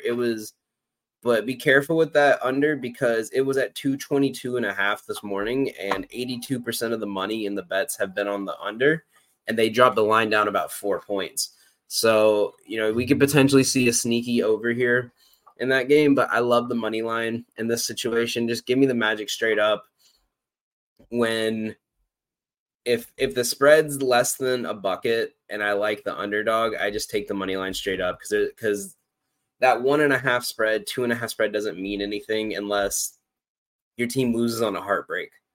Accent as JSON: {"language": "English", "region": "the Carolinas", "country": "United States", "tie": "born or raised there", "said": "growing up in the Carolinas"}